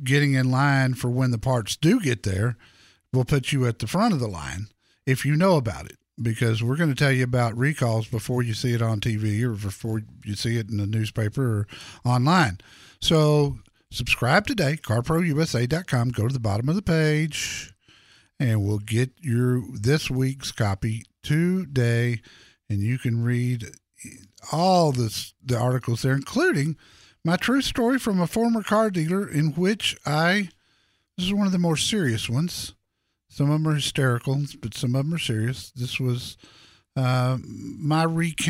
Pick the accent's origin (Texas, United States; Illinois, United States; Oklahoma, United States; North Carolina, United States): Texas, United States; Dallas; my hometown, Dallas Fort Worth